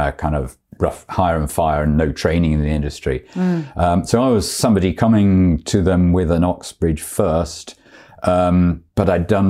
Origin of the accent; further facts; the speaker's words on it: Stretford, North West England, United Kingdom; also born or lived in Oxford; I'm from Stretford, like you.